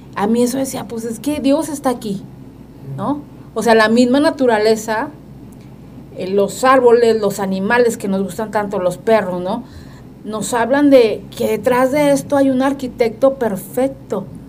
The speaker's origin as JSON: {"language": "Spanish", "region": "northern Mexico", "country": "Mexico", "said": "nosotros que somos norteños"}